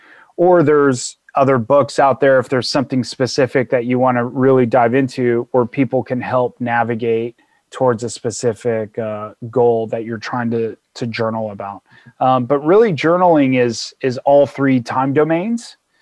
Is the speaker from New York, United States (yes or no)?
no; California, United States; Like I grew up in Southern California and my mom and I had great times.